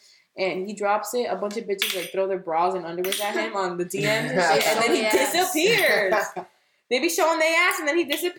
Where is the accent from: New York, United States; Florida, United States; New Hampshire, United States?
Florida, United States; Hialeah; accent: 305; We went to school in Hialeah, so we were basically raised in Hialeah.